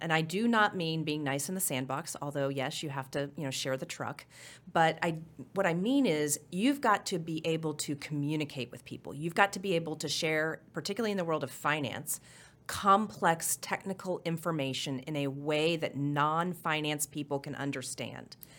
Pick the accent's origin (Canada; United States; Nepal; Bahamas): United States; Oklahoma City, Oklahoma; moved away as an adult; also born or lived in Norman, Oklahoma / Miami, Oklahoma / Clinton, Oklahoma / Tulsa, Oklahoma; born and raised in Oklahoma. I lived, uh, I was born in Norman, grew up in Miami, went from the fourth grade through high school in Oklahoma City